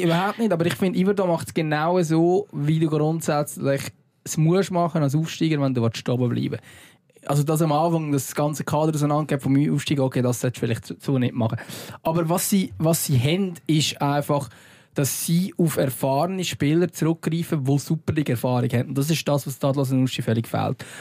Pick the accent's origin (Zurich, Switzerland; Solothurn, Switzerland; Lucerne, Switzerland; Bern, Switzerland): Lucerne, Switzerland; als Luzerner